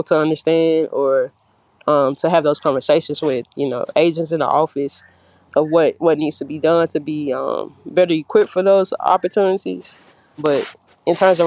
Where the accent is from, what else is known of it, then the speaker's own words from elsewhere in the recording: Kosciusko, Mississippi, United States; also born or lived in Louisiana; I was raised here, actually, in Kosciuszko, Mississippi.